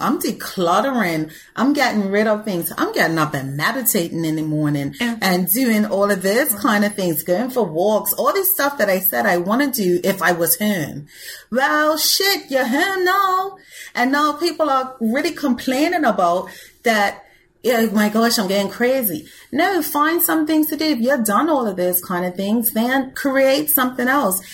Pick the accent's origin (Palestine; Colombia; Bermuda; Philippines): Bermuda; I'm from Bermuda.